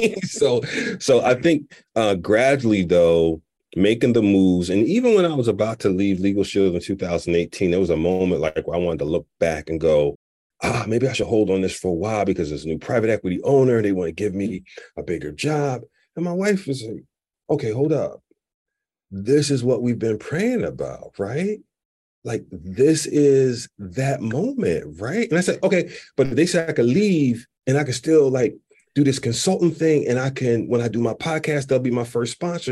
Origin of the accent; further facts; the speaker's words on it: Philadelphia, Pennsylvania, United States; moved away as an adult; also born or lived in Chicago; born and raised in Philly, had never moved until I got the job to Allstate.